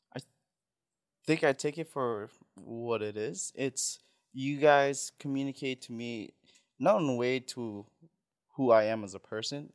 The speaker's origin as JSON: {"language": "English", "town": "Saipan", "country": "Northern Mariana Islands", "tie": "born or raised there", "also_born_or_lived": "Philippines", "first_language": "Tagalog", "second_language": "English", "moved": "yes", "said": "I was born in Philippines, went to Saipan. When I was raised in Saipan, it's, my first language was always Tagalog"}